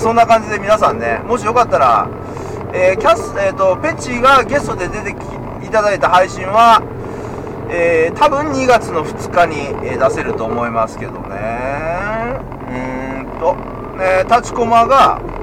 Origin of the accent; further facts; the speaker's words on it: Osaka, Japan; moved away; 虎兄はね関西人なんであの、大阪、昔ずっと大阪住んでて